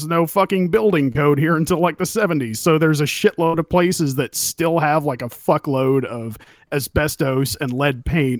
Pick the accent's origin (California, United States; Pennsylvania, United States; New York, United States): California, United States; I grew up in California